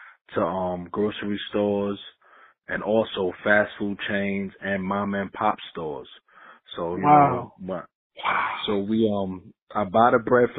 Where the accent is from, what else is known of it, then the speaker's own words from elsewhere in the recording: New York City, New York, United States; now in Raleigh, United States; I reside in Raleigh, North Carolina. You know, born and raised in Queensbridge Projects